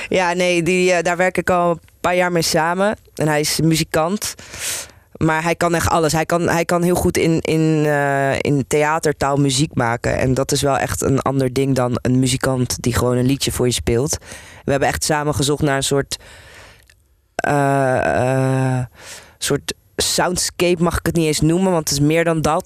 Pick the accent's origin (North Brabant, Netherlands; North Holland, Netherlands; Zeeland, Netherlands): North Holland, Netherlands; Amsterdam; ik ben hier geboren en getogen, dus ik ben Nederlands, maar ik ben ook gewoon Turks.